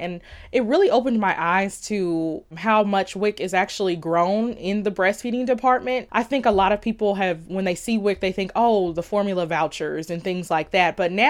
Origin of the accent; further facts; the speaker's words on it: Indianapolis, Indiana, United States; also born or lived in Bloomington, Indiana; I'm actually from Indianapolis, but I went to college in Bloomington, Indiana.